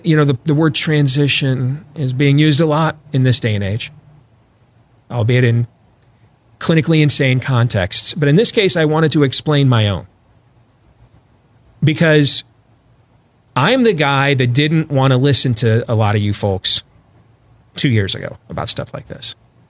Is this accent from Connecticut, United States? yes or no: no; Missouri, United States; But inevitably, I am from Missouri. Well, it's south of here. And you have to show me.